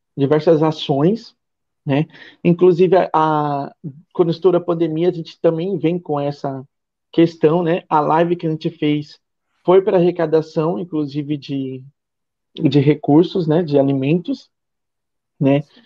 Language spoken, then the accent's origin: Portuguese; São Paulo, Brazil; moved away as an adult; now in Ilhéus, Brazil; eu sou de São Paulo, fui para São Paulo